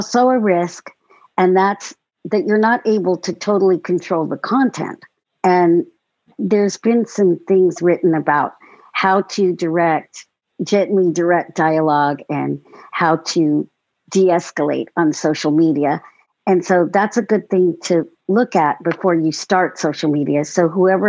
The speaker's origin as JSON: {"language": "English", "town": "Long Beach", "region": "California", "country": "United States", "moved": "yes", "lives_now": "Sacramento, United States", "said": "I'm also from California, originally from Long Beach, but now I live in Northern California, in Sacramento"}